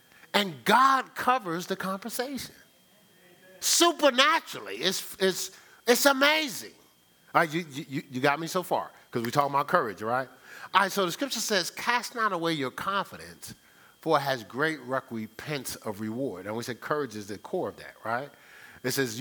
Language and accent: English; New Jersey, United States; moved away as an adult; now in Ohio, United States; I'm from New Jersey